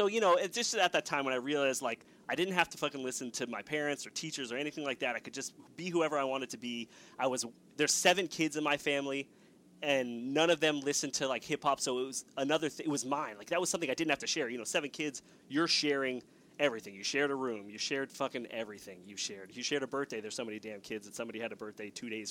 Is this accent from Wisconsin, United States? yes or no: no; Los Angeles, California, United States; I grew up in Los Angeles